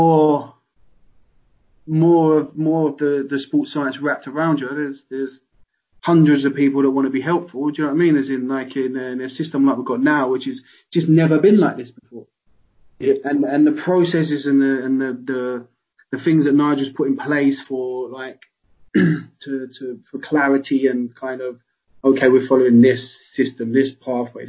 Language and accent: English; London, United Kingdom; moved away as an adult; also born or lived in Walsall; I come from London, I all my friends are down there